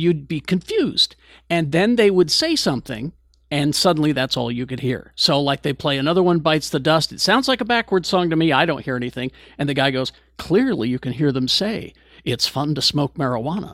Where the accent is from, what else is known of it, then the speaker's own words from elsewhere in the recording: Utah, United States; One of the things growing up here in Utah, when you're growing up in the Mormon stuff, was seminary